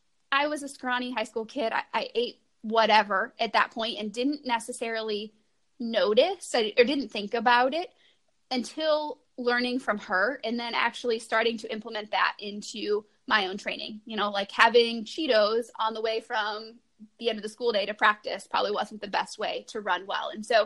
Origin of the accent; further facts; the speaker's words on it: Iowa, United States; Southeast Iowa. So same